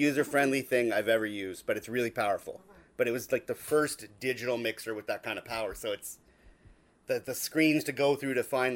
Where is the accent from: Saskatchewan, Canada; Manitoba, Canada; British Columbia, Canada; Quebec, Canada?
Manitoba, Canada; Dauphin; moved away; I'm from Dauphin